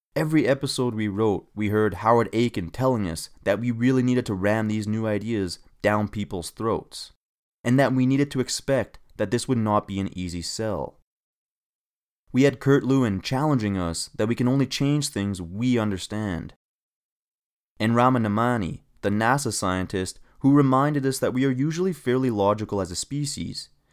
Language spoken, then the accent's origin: English; Canada; as a Canadian